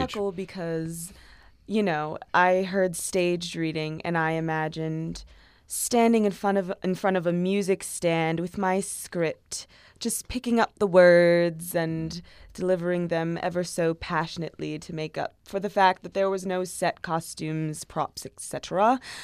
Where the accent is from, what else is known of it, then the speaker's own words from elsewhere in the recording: Long Island, New York, United States; I was born and raised in Long Island, New York.